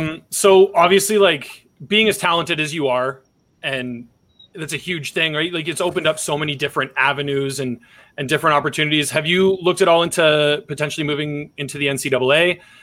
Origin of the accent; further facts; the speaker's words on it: Elgin Middlesex area, Ontario, Canada; I'm from the Elgin Middlesex area as well. Grew up not too far from you.